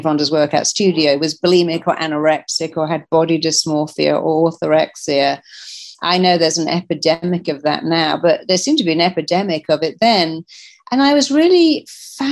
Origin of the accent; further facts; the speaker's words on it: England, United Kingdom; I come from England